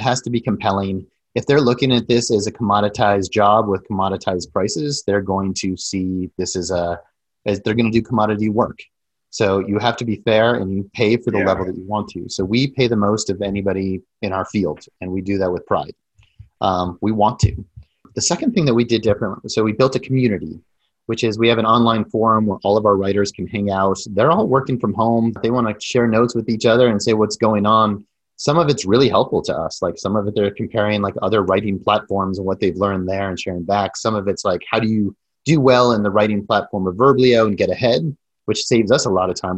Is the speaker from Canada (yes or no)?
no; Denver, Colorado, United States; moved away as an adult; also born or lived in Silicon Valley; I grew up in Denver and then I left for about 20 years, went all around, spent a lot of that in Silicon Valley